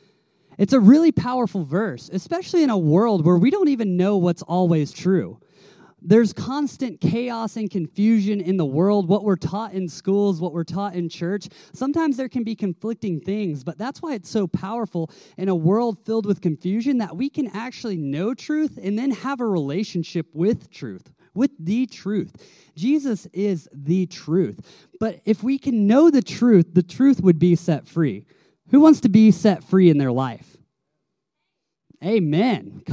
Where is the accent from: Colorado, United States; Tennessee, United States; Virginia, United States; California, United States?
Tennessee, United States; I grew up in Tennessee